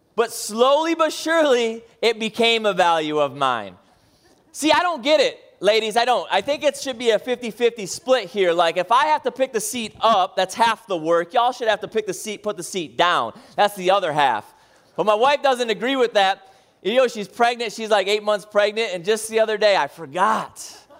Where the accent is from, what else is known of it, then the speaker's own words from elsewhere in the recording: Midwest, United States; moved away; I grew up in the Midwest and middle of cornfield.